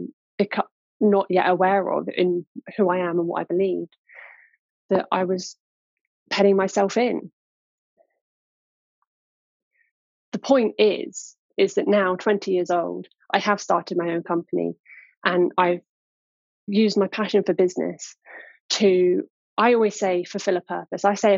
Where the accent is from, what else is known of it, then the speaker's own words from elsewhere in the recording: Cambridge, East of England, United Kingdom; I was born in Cambridge, born and raised. I'm still in and around the area